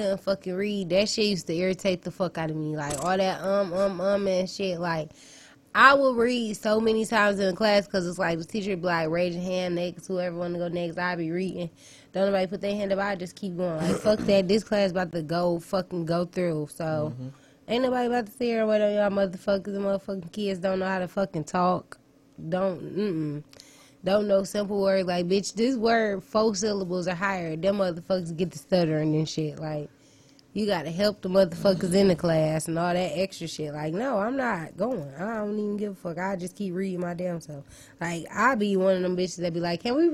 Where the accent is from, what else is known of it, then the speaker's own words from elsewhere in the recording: Colorado, United States; I was born in Colorado